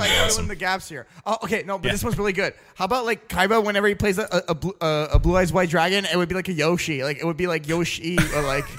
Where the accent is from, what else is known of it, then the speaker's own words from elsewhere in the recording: Canada; I'm a Canadian monster.